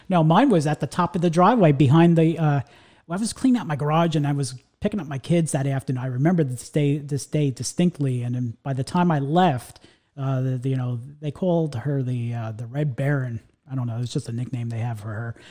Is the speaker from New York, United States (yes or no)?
yes; New York, United States; now in Central Florida, United States; So I grew up, uh, in the New York area